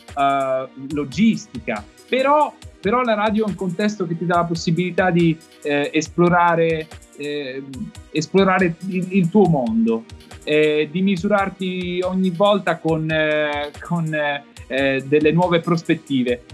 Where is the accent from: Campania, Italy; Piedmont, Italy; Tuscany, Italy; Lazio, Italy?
Campania, Italy; Benevento; now in Emilia-Romagna, Italy; sono nato a Benevento, attualmente vivo in Emilia Romagna